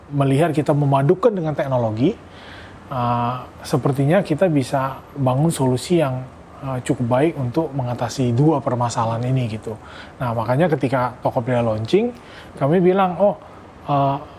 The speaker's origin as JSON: {"language": "Indonesian", "town": "Pontianak", "region": "West Kalimantan", "country": "Indonesia", "tie": "born or raised there", "also_born_or_lived": "Yogyakarta", "moved": "as an adult", "said": "saya lahir besar saya sekolah di di Pontianak"}